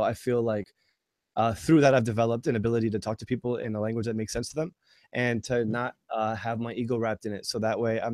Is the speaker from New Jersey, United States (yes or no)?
yes; New Jersey, United States; I grew up in New Jersey